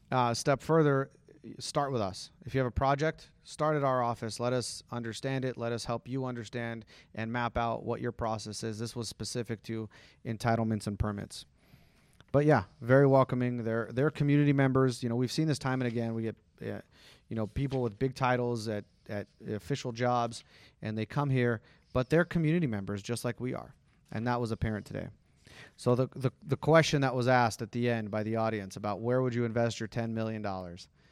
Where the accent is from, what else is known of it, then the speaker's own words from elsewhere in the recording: Henderson, Nevada, United States; also born or lived in Summerlin, Nevada; I grew up in Green Valley